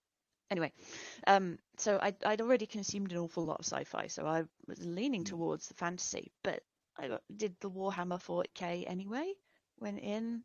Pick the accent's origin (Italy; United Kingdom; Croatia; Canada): United Kingdom; moved away; also born or lived in Lincoln; I grew up near London